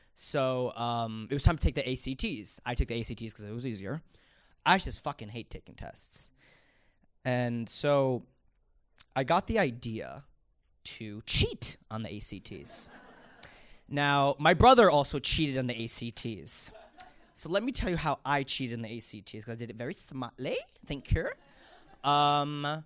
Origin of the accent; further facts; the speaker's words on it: New York, United States; I'm from New York